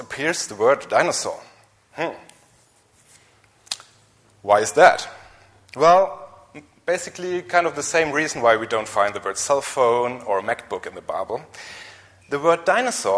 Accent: Germany; English is a second language; maybe you have heard from my strange accent and my weak English that I'm from Germany

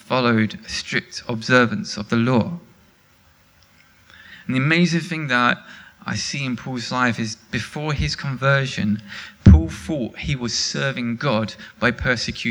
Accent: England, United Kingdom; I'm English

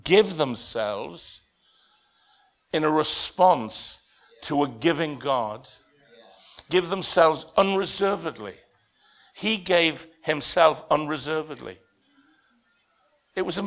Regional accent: the North East, North East England, United Kingdom; moved away as an adult; also born or lived in Bradford; now in Leicester, United Kingdom; I'm from the Northeast, where everybody's responsive

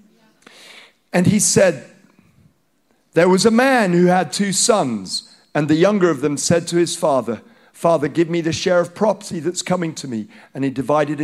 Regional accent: Nigeria; first language Hausa; English is a second language; moved away; growing up, my friends are Nigerian, black Nigerian, and I'm a white Nigerian

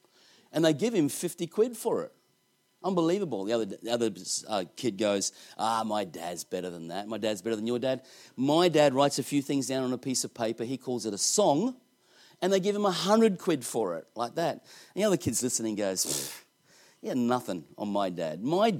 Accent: Australia; I come all the way from Australia to do that.

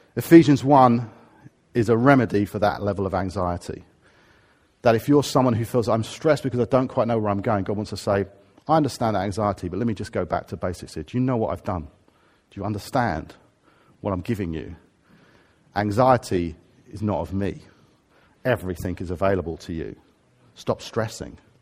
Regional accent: Harrow, London, United Kingdom; now in Watford, United Kingdom; I'm a Harrovian. I come from Harrow, or I'm a Watfordian, 'cause that's where I happen to live

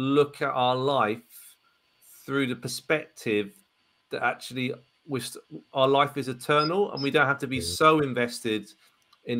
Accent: Ipswich, East of England, United Kingdom; growing up in Ipswich town centre

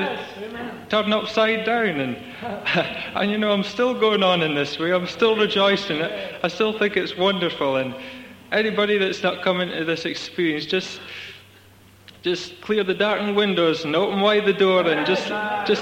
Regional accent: Scotland, United Kingdom; I come from Scotland

